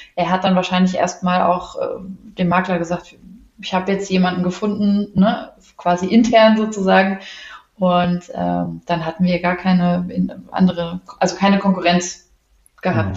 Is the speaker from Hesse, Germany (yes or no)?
yes; Wiesbaden, Hesse, Germany; bin aus Wiesbaden, wohne auch in Wiesbaden